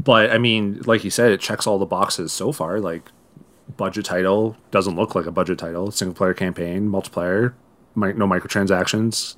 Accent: Owen Sound, Ontario, Canada; now in Toronto, Canada; my hometown of One Sound

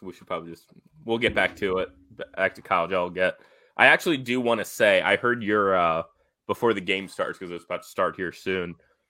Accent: Midwest, United States; accent: Midwest; my Midwest accent.

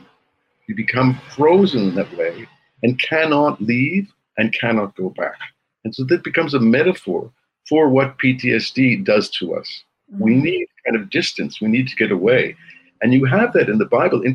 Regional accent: Montreal, Quebec, Canada; now in Jerusalem, Israel; I grew up in Montreal, which was a very multicultural place.

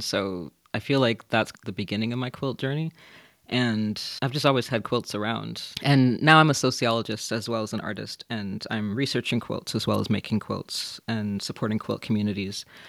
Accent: Minnesota, United States; now in London, United Kingdom; I'm from Minnesota originally, but I live

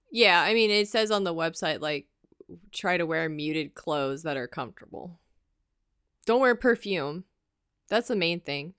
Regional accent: United States; as Americans

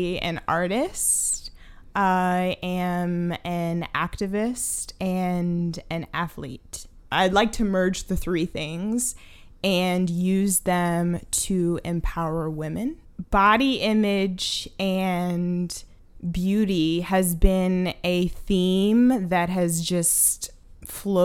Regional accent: Baltimore, Maryland, United States; I'm from Baltimore, Maryland

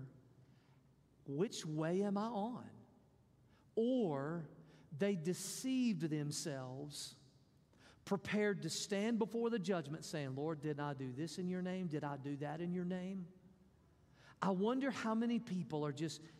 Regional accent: Mississippi, United States; I'm from Mississippi.

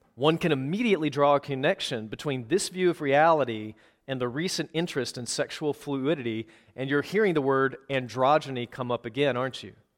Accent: Minneapolis, Minnesota, United States; also born or lived in Wisconsin; I'm from the Twin Cities, but I was leading a church in Wisconsin from two thousand fifteen to twenty twenty, before we finally came home

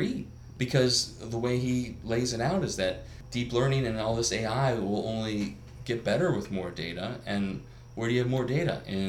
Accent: China; growing up in China, you just have a different reality that your own government is probably have some sort of surveillance

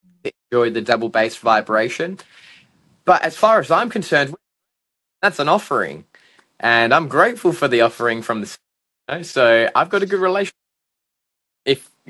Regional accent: Australia; being an Aussie

